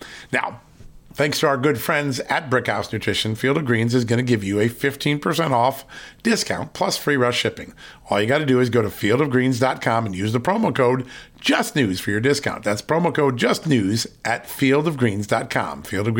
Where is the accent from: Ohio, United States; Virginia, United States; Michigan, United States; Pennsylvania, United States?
Virginia, United States; here from Virginia, my home state.